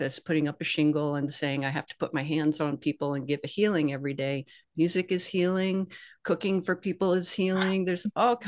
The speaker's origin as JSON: {"language": "English", "region": "the South", "country": "United States", "tie": "born or raised there", "said": "I grew up in the South"}